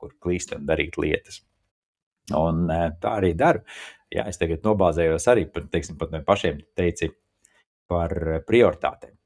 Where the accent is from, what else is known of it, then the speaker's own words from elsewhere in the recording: Riga, Latvia; moved away; Es esmu rīznieks no Rīgas